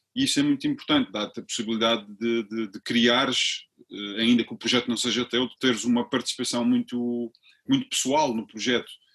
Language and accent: Portuguese; Funchal, Madeira, Portugal; moved away as an adult; eu vim da Madeira já eu saí da Madeira em 95, ainda voltei lá um ano, mas estou, estou fora há 20, há 20